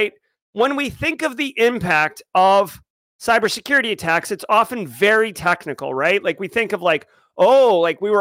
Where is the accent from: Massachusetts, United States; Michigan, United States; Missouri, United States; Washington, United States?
Massachusetts, United States; I grew up in Massachusetts